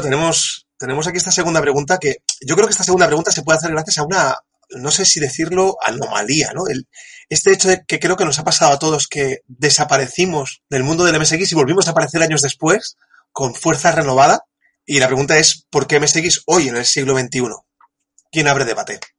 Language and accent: Spanish; El Prat de Llobregat, Catalonia, Spain; also born or lived in Tarragona / Japan; now in Reus, Spain; yo soy del Prat, pero he vivido tiempo en Tarragona, ahora vivo en Reus